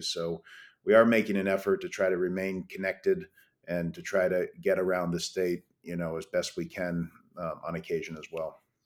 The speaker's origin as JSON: {"language": "English", "town": "Brattleboro", "region": "Vermont", "country": "United States", "tie": "born or raised there", "said": "when I grew up in Vermont"}